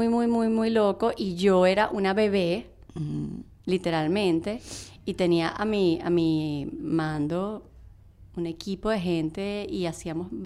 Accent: Venezuela; moved away as an adult; now in United States; yo me vine de Venezuela con lo que sea.com, trabajando con ellos.

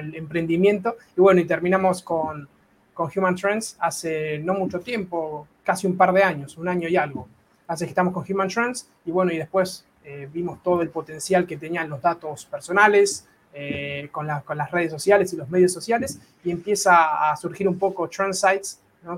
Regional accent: Argentina; accent: argentino; now in Marbella, Spain; vivo en Marbella, soy de Argentina, nací en Argentina se nota por el acento.

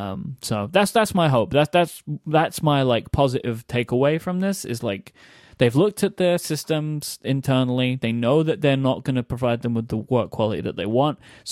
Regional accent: United Kingdom; now in United States; I'm the British person suggesting this.

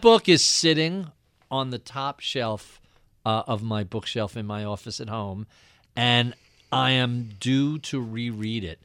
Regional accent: Long Island, New York, United States; as a Jewish kid growing up in Long Island

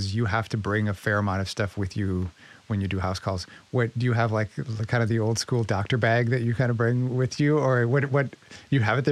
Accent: Midwest, United States; now in New York City, United States; I'm from the Midwest

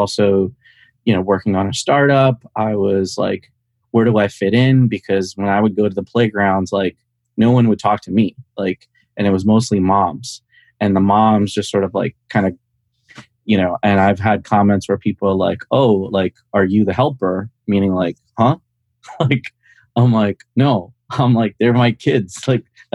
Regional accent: India; also born or lived in Bronx, New York / New Jersey / Washington, District of Columbia, United States; now in Montgomery County, United States; So I grew up in India, was born there, came to the Bronx, lived in New Jersey, and then moved down to DC.

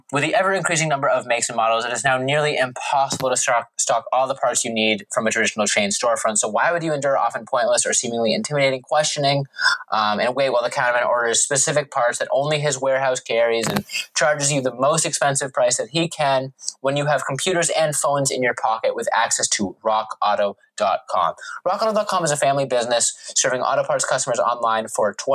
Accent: Massachusetts, United States; Growing up in the Mass area

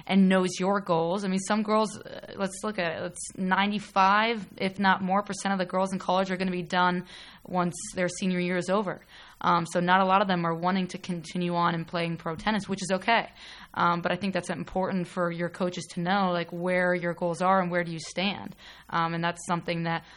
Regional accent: New Albany, Ohio, United States; also born or lived in Pittsburgh, Pennsylvania; I'm from New Albany, which is actually 25 minutes away from campus. So that's where I grew up. I was born in Pittsburgh, but moved to Columbus when I was 6 years old.

